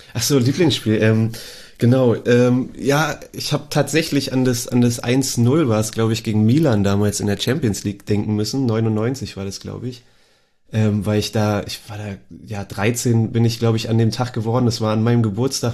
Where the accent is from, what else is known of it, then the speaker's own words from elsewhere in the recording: Berlin, Germany; also born or lived in Karlsruhe; ich bin auch gebürtiger Berliner natürlich, ähm, aus Zehlendorf ursprünglich